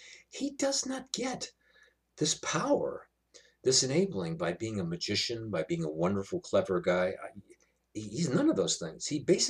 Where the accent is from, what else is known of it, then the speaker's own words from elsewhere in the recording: New York, United States; I come from New York.